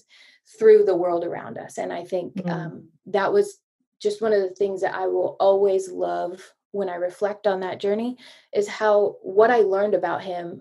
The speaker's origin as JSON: {"language": "English", "country": "United States", "also_born_or_lived": "East Africa", "moved": "as an adult", "said": "American Jesus following girl"}